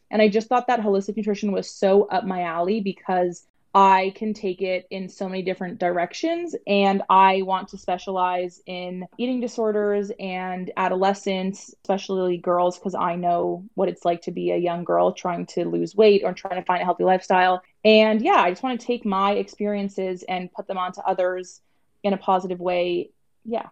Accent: Toronto, Ontario, Canada; I am from Toronto, Ontario

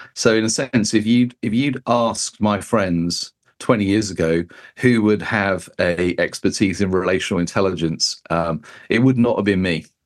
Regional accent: United Kingdom; as a Brit

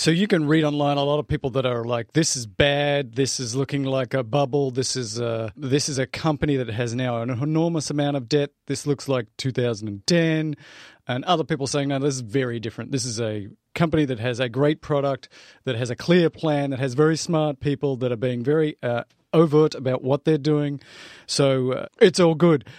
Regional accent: Australia; I'm Australian

